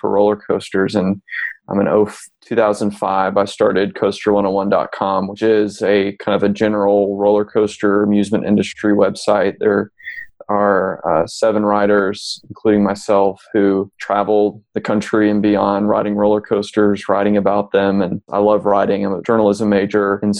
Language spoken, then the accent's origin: English; Memphis, Tennessee, United States; I was born and raised in Memphis